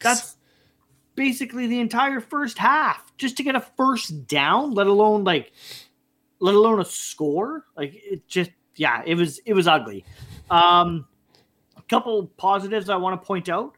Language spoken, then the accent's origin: English; Canada; being Canadian, we're hockey guys